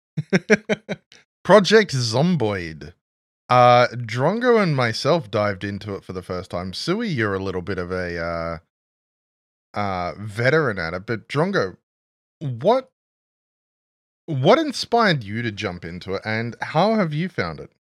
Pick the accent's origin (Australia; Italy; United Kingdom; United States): Australia; we're both Australian